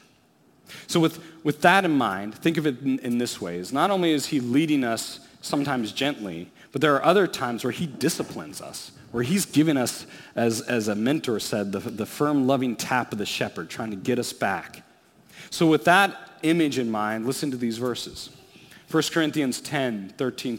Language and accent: English; Alaska, United States; As a kid, I grew up in Alaska.